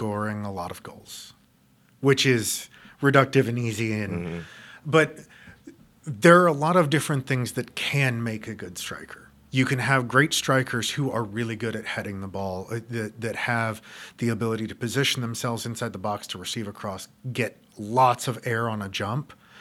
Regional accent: United States

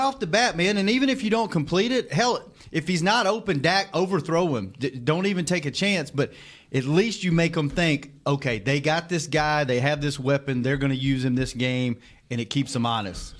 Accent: North Louisiana, United States; I'm I'm from North Louisiana

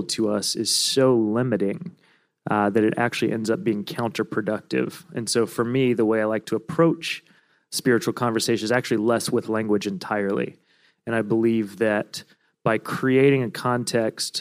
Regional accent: Virginia, United States; now in Brooklyn, United States; I'm from Virginia

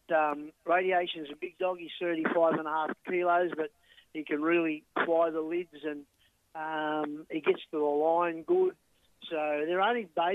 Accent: Dapto, New South Wales, Australia; born and bred in Dapto, lived in Dapto for 63 years

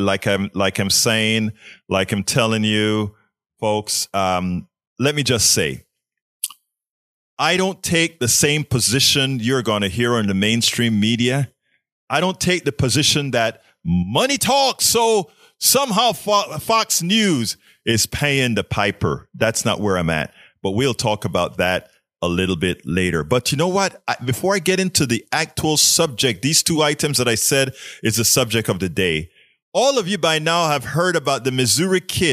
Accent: Panama; now in Kingwood, United States; I'm from Panama

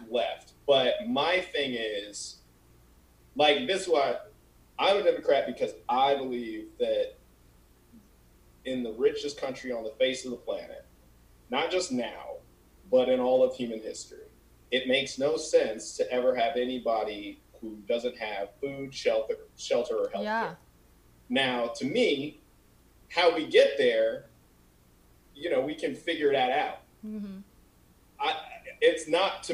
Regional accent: Colorado, United States; moved away as an adult; now in California, United States

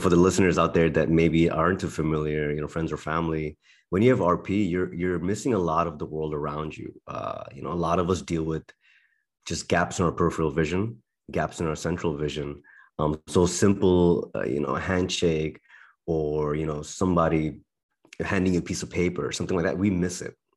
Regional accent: Berlin, Germany; moved away; I was born and raised in Berlin, Germany

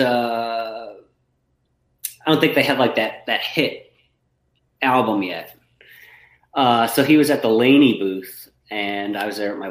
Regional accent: New York, United States; moved away; also born or lived in Connecticut; I grew up in New York, and then we moved to Connecticut

